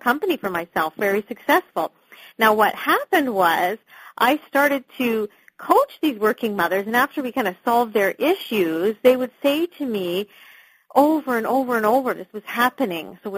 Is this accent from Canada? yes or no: yes; Canada; moved away as an adult; now in London, United Kingdom; I am actually a Canadian, but I am living in just outside of London, the U.K.